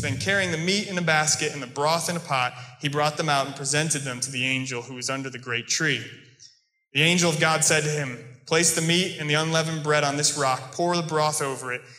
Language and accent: English; United States; accent: American; moved away; also born or lived in England; my American accent, my normal speech